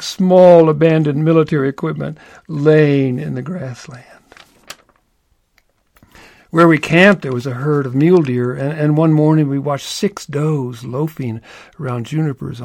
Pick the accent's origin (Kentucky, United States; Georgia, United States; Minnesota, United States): Kentucky, United States; Louisville; I was born in Louisville, Kentucky